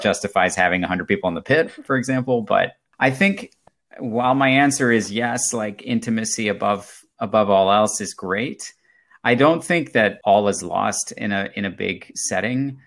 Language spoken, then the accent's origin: English; Germany; moved away; I grew up in Germany, um, as a child of an American parent and a, and a German-speaking parent.